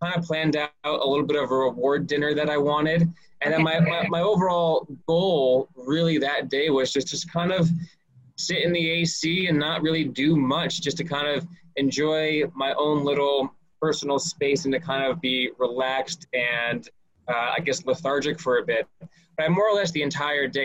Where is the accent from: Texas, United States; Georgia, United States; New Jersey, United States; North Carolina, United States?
New Jersey, United States; Scotch Plains; I'm born and raised in Scotch Plains, New Jersey